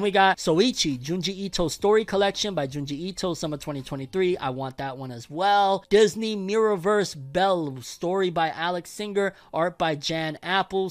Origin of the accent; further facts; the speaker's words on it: Puerto Rico; I was born in Puerto Rico